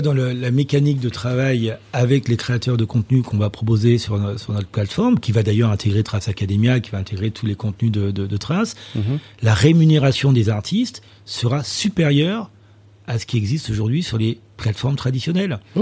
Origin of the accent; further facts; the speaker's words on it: Martinique; moved away; also born or lived in South Africa; je suis originaire de la Martinique